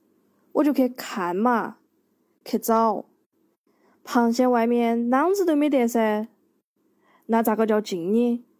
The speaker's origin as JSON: {"language": "Chinese", "region": "Guizhou", "country": "China", "tie": "born or raised there", "said": "我来自贵州的一个小乡村。 我所在的这个县级市呢，是在贵州一个相对经济发展比较快的地方。"}